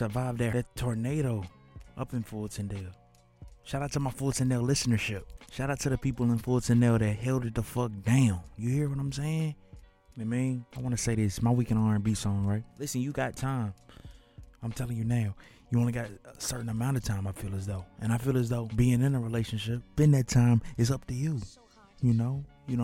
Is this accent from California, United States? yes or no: no; Birmingham, Alabama, United States; as a kid growing up in Miss Gardner's class, sixth grade. You know what I'm saying? At Cornerstone Schools, Alabama, in the city of Woodlawn.